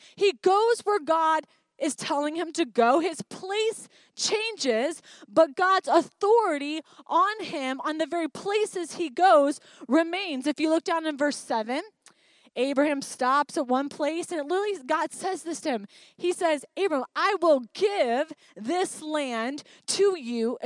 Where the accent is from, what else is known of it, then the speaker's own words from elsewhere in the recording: Highland, Michigan, United States; moved away as an adult; growing up in a small town in Highland, Michigan.